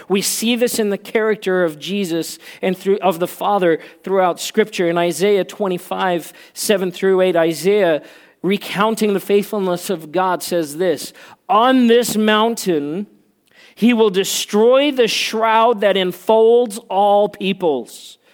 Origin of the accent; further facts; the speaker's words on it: South Africa; moved away; I grew up in South Africa where, um, and I learned Afrikaans when, when I grew up